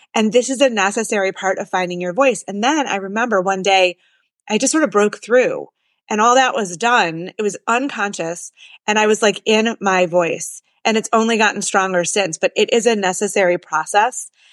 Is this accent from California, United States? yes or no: no; Detroit, Michigan, United States; I'm from Detroit and I actually have been writing a lot about place and I'm from Jewish Detroit